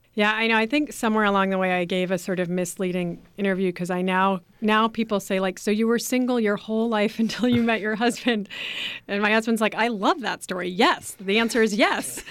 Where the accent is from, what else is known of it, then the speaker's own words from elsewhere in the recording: Berkeley, California, United States; I grew up in Berkeley.